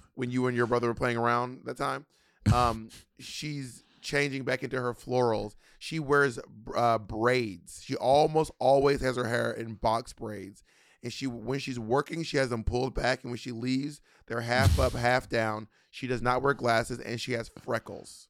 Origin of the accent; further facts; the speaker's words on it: Atlanta, Georgia, United States; moved away; also born or lived in Long Island; I grew up in Atlanta